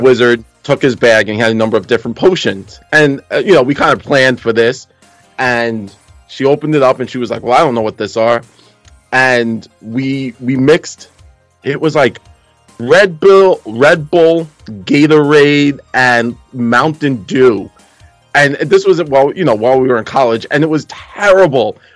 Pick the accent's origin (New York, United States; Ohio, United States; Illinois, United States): New York, United States; New York City; that's what happens when you grow up in Brooklyn